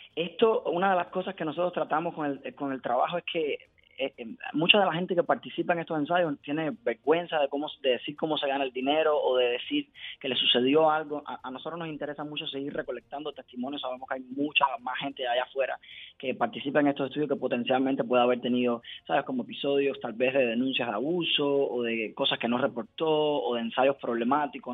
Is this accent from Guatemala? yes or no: no; Cuba; moved away as an adult; now in Miami, United States; yo soy cubano, cuando yo emigré a Estados Unidos en 2016